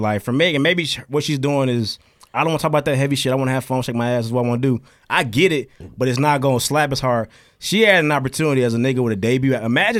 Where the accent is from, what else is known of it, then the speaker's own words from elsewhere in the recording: Alabama, United States; Bitch, I'm from Alabama.